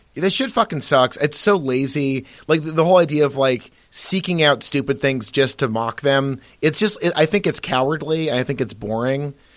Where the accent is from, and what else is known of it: Massachusetts, United States; born or raised there